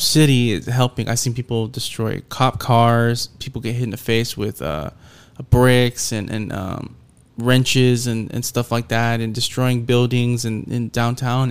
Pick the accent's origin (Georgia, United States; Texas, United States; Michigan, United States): Texas, United States; Houston; that's my hometown team